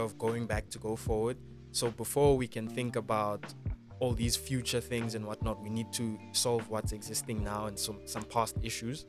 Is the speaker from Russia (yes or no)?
no; South Africa; as a South African